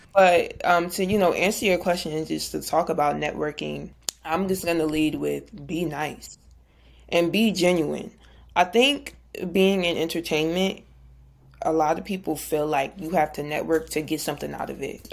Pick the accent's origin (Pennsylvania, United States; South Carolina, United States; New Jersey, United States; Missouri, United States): New Jersey, United States; I'm from Jersey, big Jersey.